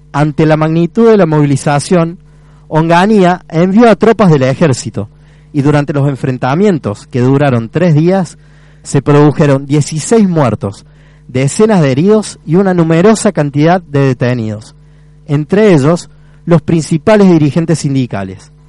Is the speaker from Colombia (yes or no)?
no; Córdoba, Argentina; soy partícipe también, porque soy estudiante cordobés.